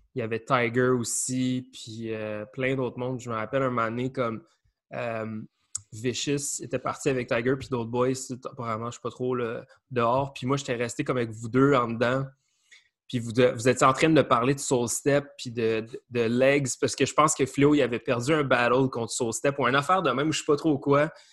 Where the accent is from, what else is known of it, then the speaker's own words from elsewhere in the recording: outside Montreal, Quebec, Canada; on vient de l'extérieur de Montréal